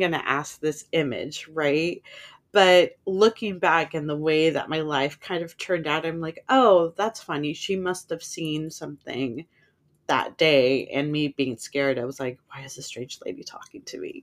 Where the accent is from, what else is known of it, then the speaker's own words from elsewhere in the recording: San Francisco, California, United States; I grew up in San Francisco